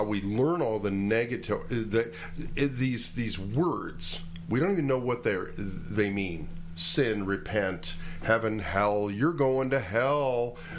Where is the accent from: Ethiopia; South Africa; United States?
United States; I'm American